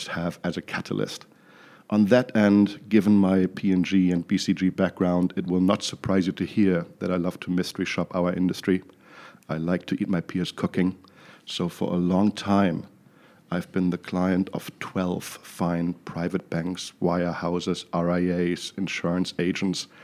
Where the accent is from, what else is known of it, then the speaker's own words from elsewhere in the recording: Düsseldorf, North Rhine-Westphalia, Germany; moved away; also born or lived in New York City; I hail from Düsseldorf, Germany, in case you're wondering where the funny accent is from